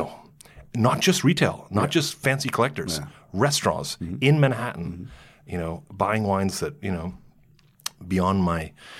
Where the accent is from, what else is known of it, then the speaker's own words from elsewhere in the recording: Toronto, Ontario, Canada; now in New York, United States; I'm a boy from Toronto, Ontario, Canada.